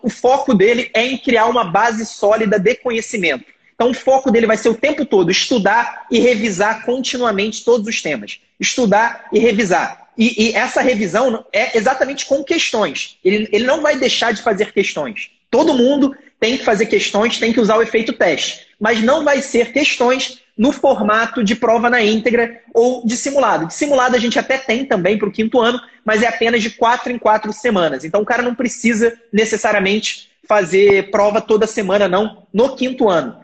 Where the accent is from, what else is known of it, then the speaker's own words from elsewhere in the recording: Rio de Janeiro, Brazil; no Rio de Janeiro, né? que é, que é de onde eu, onde eu nasci, onde eu morei e onde eu fiz faculdade